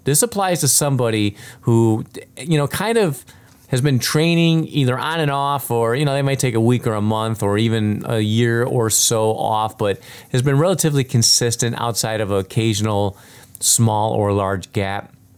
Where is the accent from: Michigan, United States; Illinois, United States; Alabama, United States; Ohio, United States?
Illinois, United States; Chicago; I grew up in the South Side of Chicago